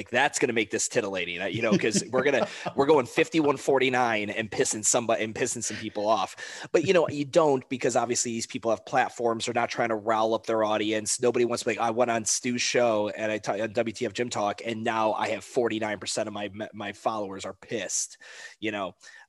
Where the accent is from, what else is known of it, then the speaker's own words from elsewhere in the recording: Cleveland, Ohio, United States; Like, I'm from Cleveland, Ohio. I've got friends that are Pittsburgh Steelers fans.